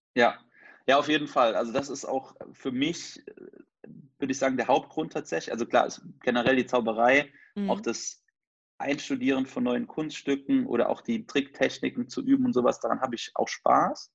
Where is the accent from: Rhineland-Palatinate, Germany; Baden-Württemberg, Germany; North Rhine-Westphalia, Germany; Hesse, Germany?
Rhineland-Palatinate, Germany; near Trier; moved away; also born or lived in Cologne; ich komme ursprünglich aus der Nähe von Trier